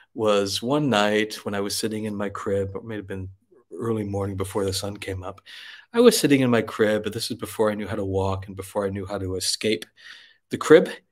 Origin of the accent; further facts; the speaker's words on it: Wisconsin, United States; moved away; I was born in Wisconsin. Uh, I grew up in Wisconsin